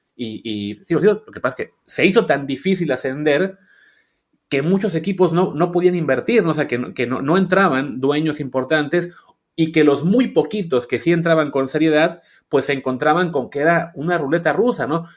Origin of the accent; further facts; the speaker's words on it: Coatzacoalcos, Veracruz, Mexico; Yo crecí en Coatzacoalcos